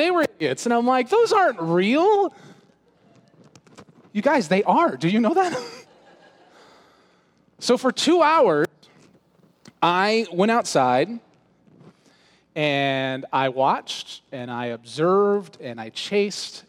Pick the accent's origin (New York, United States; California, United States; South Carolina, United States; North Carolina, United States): California, United States; Southern; moved away as an adult; also born or lived in Missouri; I grew up in Southern California